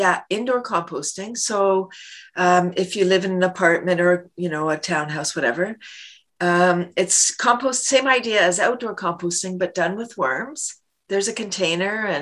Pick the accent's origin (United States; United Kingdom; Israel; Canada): Canada; Toronto, Ontario; I grew up in Toronto, Canada's largest city